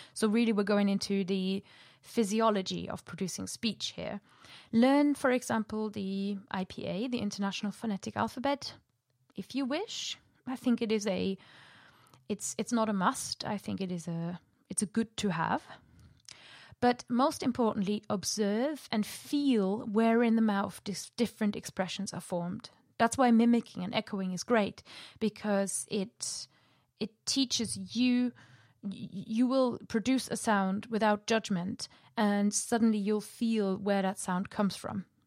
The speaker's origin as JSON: {"language": "English", "country": "Germany", "also_born_or_lived": "Preston, Lancashire, United Kingdom", "first_language": "German", "second_language": "English", "moved": "as an adult", "lives_now": "United Kingdom", "said": "ich komme eigentlich aus Deutschland und eigentlich ist Deutsch meine Muttersprache"}